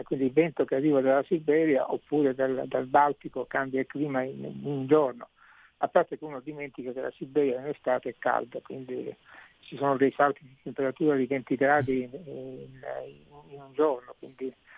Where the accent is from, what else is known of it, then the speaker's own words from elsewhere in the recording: Sicily, Italy; io da siciliano